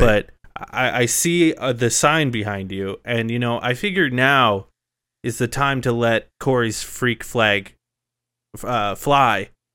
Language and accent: English; Phoenix, Arizona, United States; My hometown is, like, actually going places